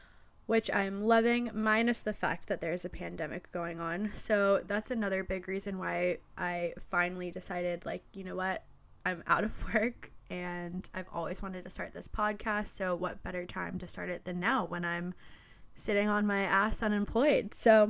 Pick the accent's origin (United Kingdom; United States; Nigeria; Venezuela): United States; New Hampshire; also born or lived in New Zealand; now in Boston, United States; I am 26 years old. I'm from New Hampshire, and by trade, I am a personal trainer. I lived in New Zealand for a few years.